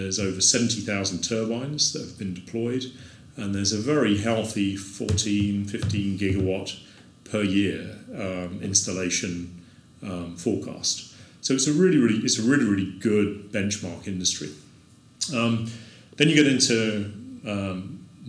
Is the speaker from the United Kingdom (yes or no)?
yes; Isle of Wight, South East England, United Kingdom; moved away as an adult; now in New Orleans, United States; the community that I grew up on the Isle of Wight.